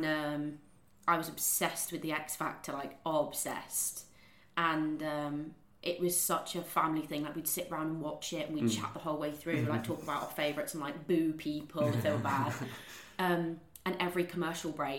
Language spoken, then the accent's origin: English; Balsall Common, West Midlands, United Kingdom; Borsal Common. Which is like halfway between Common and Birmingham.